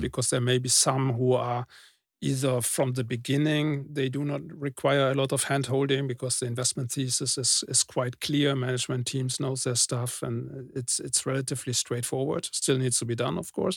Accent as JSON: {"language": "English", "country": "Germany", "said": "I'm coming from Germany"}